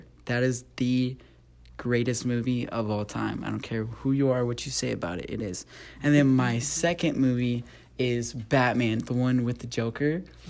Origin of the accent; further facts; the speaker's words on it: Porter, Texas, United States; I'll be 21 on October 10th. So you better bring me some gifts, guys. I'm from Houston. The city is called Porter. So I'm like outside of Houston, northeast of it.